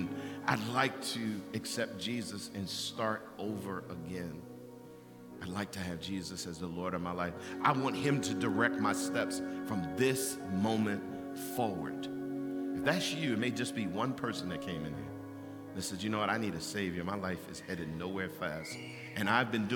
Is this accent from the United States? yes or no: yes; Baltimore, Maryland, United States; I grew up in East Baltimore